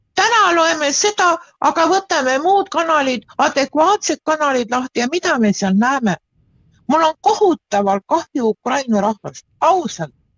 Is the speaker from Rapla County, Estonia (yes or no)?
no; Pärnu, Pärnu County, Estonia; ma olen ise Pärnust pärit